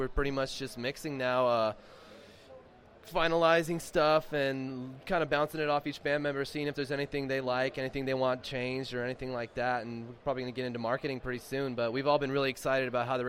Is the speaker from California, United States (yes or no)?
yes; California, United States; We're not from here. We're from California